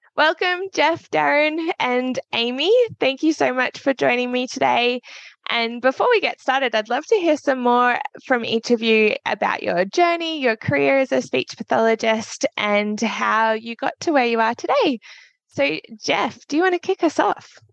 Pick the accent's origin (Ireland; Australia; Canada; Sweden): Australia; I am a certified practicing speech pathologist from Australia